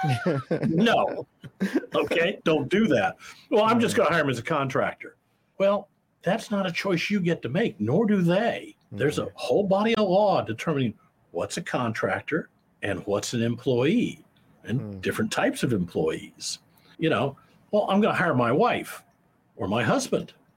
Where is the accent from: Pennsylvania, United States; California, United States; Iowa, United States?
Iowa, United States; moved away as an adult; also born or lived in Kansas City; I grew up in Iowa. I'm an Iowa boy, Midwestern boy.